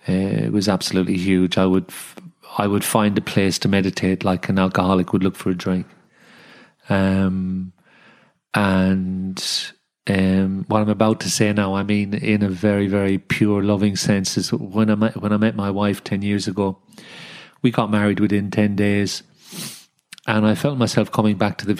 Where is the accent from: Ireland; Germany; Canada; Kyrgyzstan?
Ireland; Dublin, Leinster; also born or lived in London / Sydney; now in Wollongong, Australia; I was born in Dublin, 5 years in London, then came back to Ireland with an English accent into the Irish schooling system